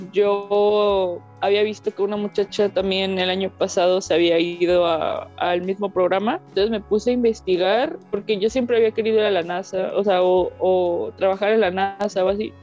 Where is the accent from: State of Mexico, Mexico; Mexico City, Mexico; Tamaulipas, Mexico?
Tamaulipas, Mexico; yo sea de aquí de Tamaulipas